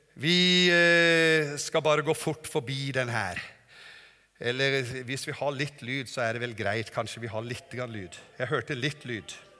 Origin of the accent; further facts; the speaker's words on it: Norway; also born or lived in Germany; Kommer fra Norge